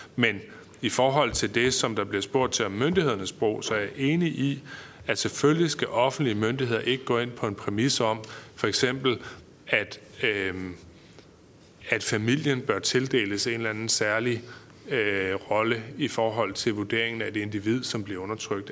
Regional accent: North Jutland, North Denmark Region, Denmark; som nordjyde og borgerlig

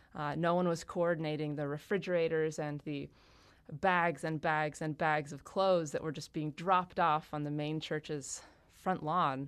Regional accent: Monson, Massachusetts, United States; my hometown in half. In Western Massachusetts

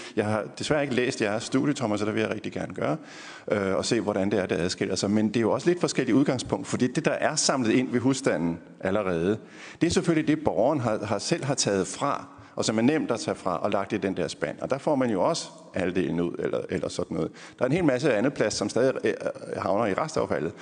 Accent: Funen, Southern Denmark, Denmark; Nu er jeg jo fra Fyn

